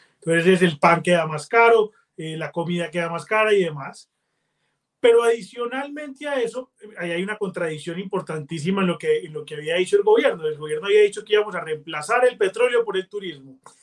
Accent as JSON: {"language": "Spanish", "country": "Colombia", "said": "los colombianos vemos el mundo"}